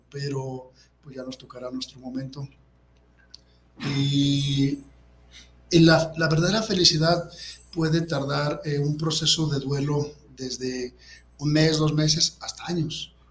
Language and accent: Spanish; Guadalajara, Jalisco, Mexico; yo soy de aquí de Guadalajara, Jalisco, y mis padres, pues eh, Javier Cabrera y Carmen Plasencia, y tengo ocho hermanos aparte de mí, somos una familia numerosa